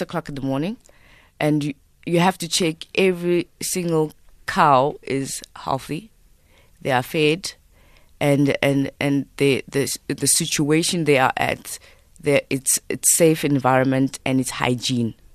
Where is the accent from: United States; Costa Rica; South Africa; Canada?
South Africa; I'm Xhosa